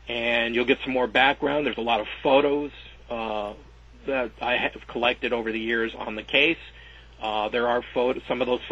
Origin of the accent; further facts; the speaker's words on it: Covina, California, United States; both Finch and I grew up in Covina